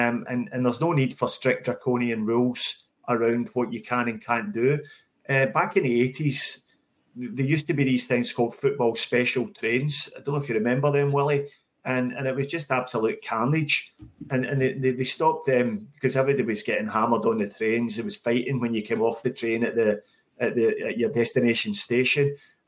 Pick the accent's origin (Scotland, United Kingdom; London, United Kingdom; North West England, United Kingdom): Scotland, United Kingdom; Ayrshire; moved away as an adult; now in Sydney, Australia; I was born and raised in Ayrshire